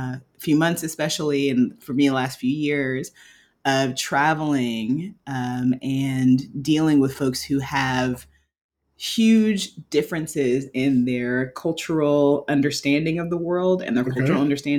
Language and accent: English; United States; So I grew up in the United States and someone that I am dating grew up in Norway.